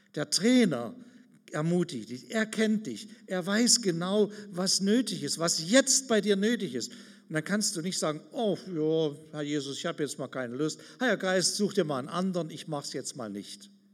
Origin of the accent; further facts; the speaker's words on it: Germany; Wir sind ganz schön arm dran manchmal als Deutsche